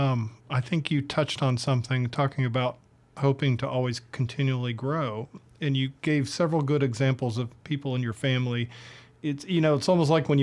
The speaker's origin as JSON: {"language": "English", "town": "Atlanta", "region": "Georgia", "country": "United States", "tie": "born or raised there", "also_born_or_lived": "San Diego", "moved": "as an adult", "said": "I grew up in Atlanta"}